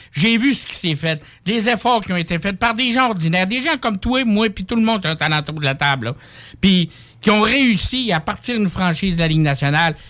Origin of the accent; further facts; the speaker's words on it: Saguenay, Quebec, Canada; moved away; also born or lived in Montreal; je viens du Saguenay, j'étais à Montréal, j'étais partout un peu.